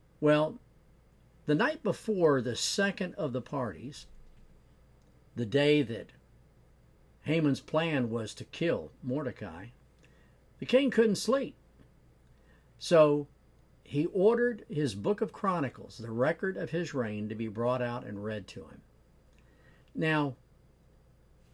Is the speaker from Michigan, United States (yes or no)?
no; Norfolk, Virginia, United States; I grew up in Norfolk, Virginia, and lived with my grandparents for a number of years